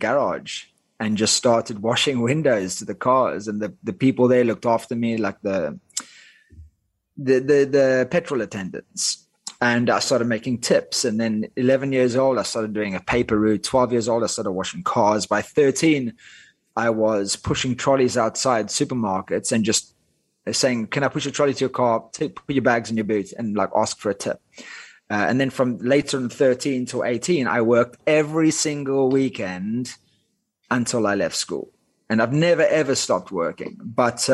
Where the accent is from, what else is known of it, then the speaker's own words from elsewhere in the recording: Cape Town, Western Cape, South Africa; first language Afrikaans; English is a second language; moved away as an adult; also born or lived in United Kingdom / Dubai / Thailand; I grew up in Cape Town, South Africa